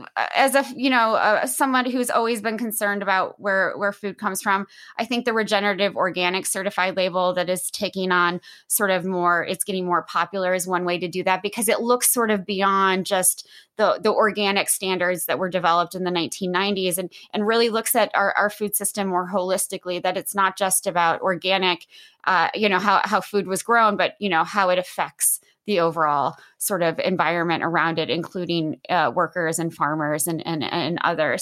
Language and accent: English; Midwest, United States; moved away; I'm originally from the Midwest